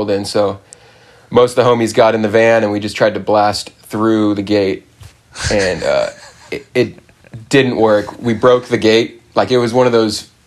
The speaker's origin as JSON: {"language": "English", "town": "San Clemente", "region": "California", "country": "United States", "tie": "born or raised there", "said": "I grew up in San Clemente, California"}